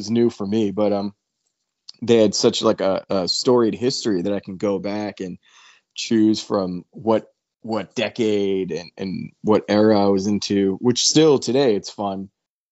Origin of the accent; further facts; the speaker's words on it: New York, United States; we're from New York